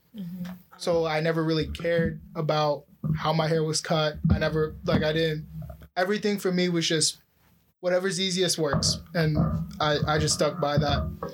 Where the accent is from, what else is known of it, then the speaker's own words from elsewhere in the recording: Oakville, Ontario, Canada; I grew up in Oakville